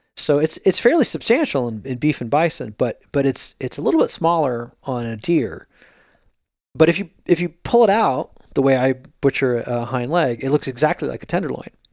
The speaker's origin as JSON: {"language": "English", "area": "Jersey Shore", "region": "New Jersey", "country": "United States", "tie": "born or raised there", "moved": "yes", "lives_now": "California, United States", "said": "I grew up in the Jersey Shore"}